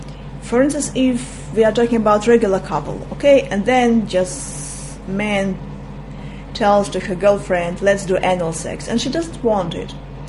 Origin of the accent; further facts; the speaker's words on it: Russia; English is a second language; You see, as I'm from Russia, and I was born in a time that once we were talking about sexual preferences